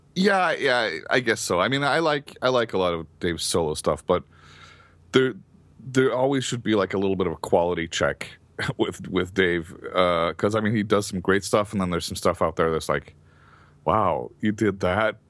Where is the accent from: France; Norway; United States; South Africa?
Norway; I came in from Norway.